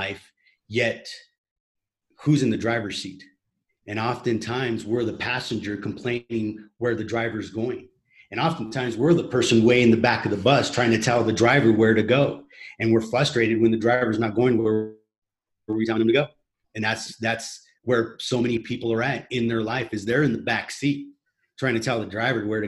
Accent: United States; moved away as an adult; now in Medellin, Colombia; I'm currently in Medellin, Colombia, and I'm an American

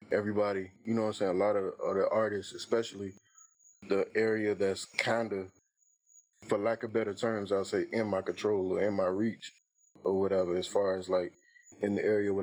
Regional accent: Florence, South Carolina, United States; I'm, you know, basically from Florence

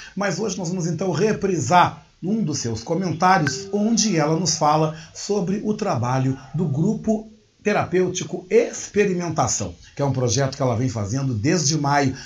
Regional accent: Brazil; como Brasil, como brasileiros

